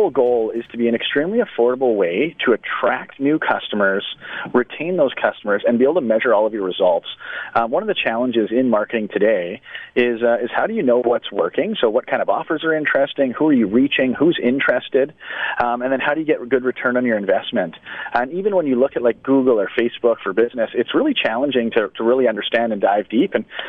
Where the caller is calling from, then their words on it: Victoria, British Columbia, Canada; I'm actually calling from Victoria here today. We're on the island